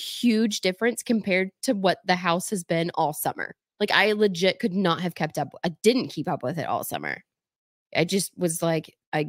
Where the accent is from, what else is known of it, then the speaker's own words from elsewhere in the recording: the South, United States; I'm from the South.